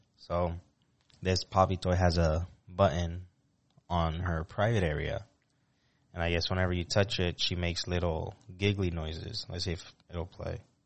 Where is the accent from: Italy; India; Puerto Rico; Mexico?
Puerto Rico; moved away; me with my friends growing up in Puerto Rico